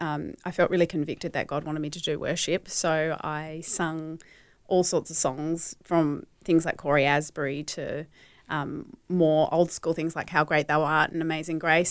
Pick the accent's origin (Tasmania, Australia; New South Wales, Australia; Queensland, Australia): Tasmania, Australia; Hobart; I was born in Tasmania, mm-hmm. in Hobart.